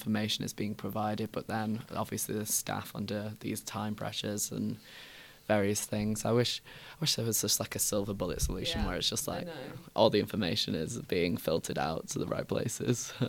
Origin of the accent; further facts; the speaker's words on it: Manchester, North West England, United Kingdom; moved away as an adult; now in Bristol, United Kingdom; my like dialect and colloquialisms from like my hometown in Manchester